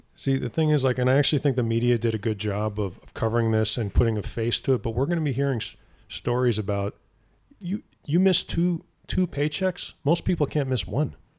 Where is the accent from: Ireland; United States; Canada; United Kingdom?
United States; East Coast; moved away; I grew up on the East Coast